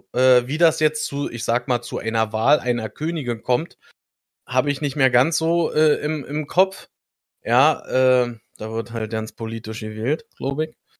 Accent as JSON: {"language": "German", "country": "Germany", "said": "Ich als Deutscher"}